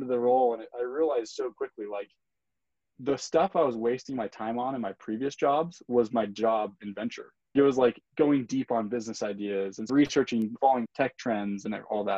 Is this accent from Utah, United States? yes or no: yes; Utah, United States; also born or lived in Brazil / Brasilia, Brazil; grew up in Utah